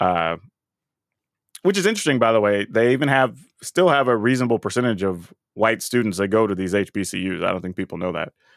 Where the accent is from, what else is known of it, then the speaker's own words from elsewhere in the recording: Texas, United States; moved away; growing up in Texas